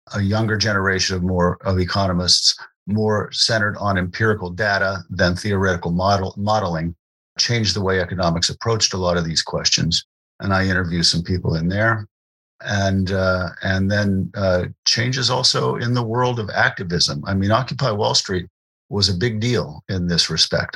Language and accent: English; Morgantown, West Virginia, United States; I grew up in West Virginia, David. I, I grew up in what is now a pretty po- prosperous town, Morgantown